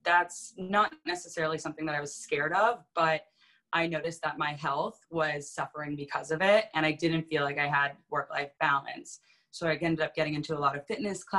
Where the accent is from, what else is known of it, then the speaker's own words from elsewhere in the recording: Vermont, United States; moved away as an adult; also born or lived in New York City; grew up in Vermont, which is where I am now.